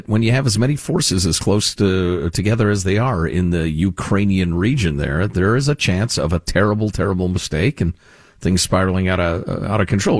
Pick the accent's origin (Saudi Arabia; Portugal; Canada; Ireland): Canada; I'm going to start yelling at him. Even though I'm Canadian.